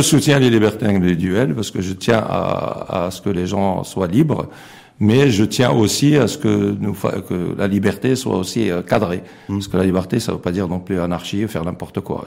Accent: Morocco; on a aussi des valeurs en tant que Marocain

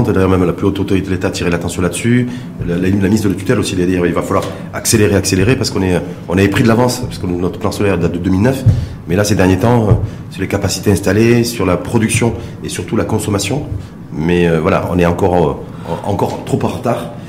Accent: Morocco

